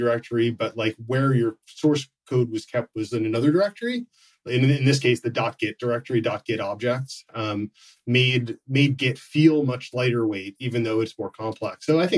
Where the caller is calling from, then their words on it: Issaquah, Washington, United States; I'm calling in from just outside Seattle in Issaquah, Washington.